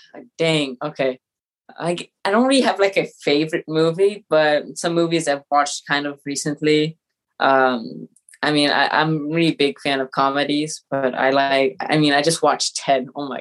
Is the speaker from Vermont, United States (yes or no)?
yes; Vermont, United States; born there; now in Los Angeles, United States; I was born in Vermont. My mother's French, my dad's American, so we move around a lot, but we currently live in Los Angeles.